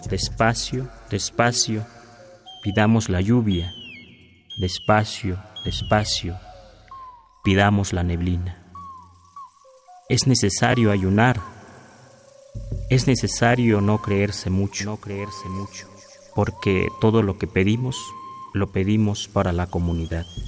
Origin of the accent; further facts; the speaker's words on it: Huasteca, Mexico; now in Mexico City, Mexico; vivencias del campo, de donde soy, de la Huasteca